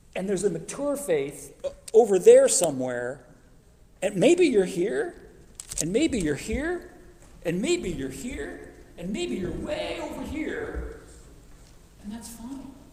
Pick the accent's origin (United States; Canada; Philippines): United States; Phoenix, Arizona; moved away as an adult; now in Oklahoma, United States; I grew up in Arizona. I grew up in Phoenix